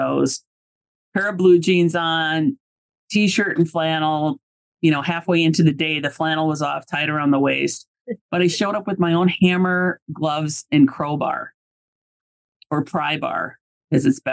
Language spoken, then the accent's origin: English; Iowa, United States; I grew up in Iowa